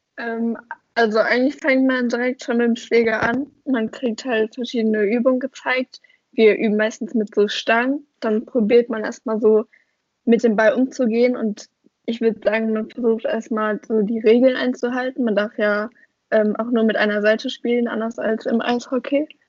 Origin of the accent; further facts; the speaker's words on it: Oberhausen, North Rhine-Westphalia, Germany; ich komme ja aus Oberhausen